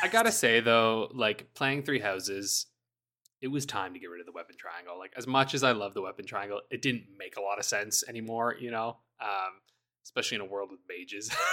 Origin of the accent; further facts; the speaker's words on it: Canada; I'm Canadian